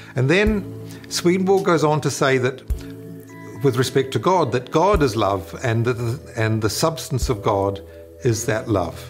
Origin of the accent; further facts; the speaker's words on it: New Zealand; moved away as an adult; now in United States; I'm from, I was born in New Zealand originally, and, and when I was there as a, as a university student